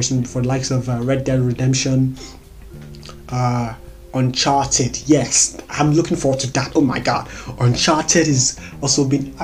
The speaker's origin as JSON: {"language": "English", "country": "Nigeria", "said": "as a Nigerian"}